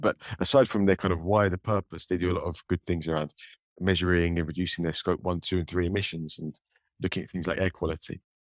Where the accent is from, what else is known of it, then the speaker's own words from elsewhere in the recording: United Kingdom; my, my home country, Great Britain